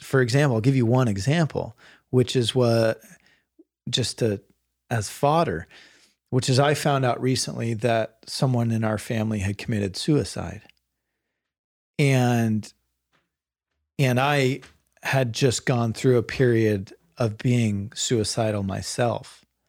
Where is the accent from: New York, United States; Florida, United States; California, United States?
California, United States; Bay Area, Marin County; I grew up in the Bay Area, and um, and sort of progressive Marin County is where I went to high school